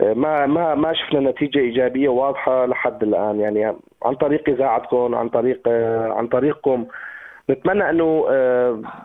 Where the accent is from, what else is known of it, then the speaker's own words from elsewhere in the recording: Syria; نحن ناس سوريين